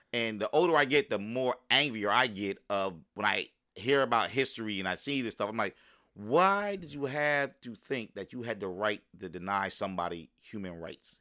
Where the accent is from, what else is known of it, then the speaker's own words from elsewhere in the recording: Palmyra, New Jersey, United States; also born or lived in Philadelphia, Pennsylvania / Willingboro, New Jersey; I grew up in Burlington County when I came, came back from Philly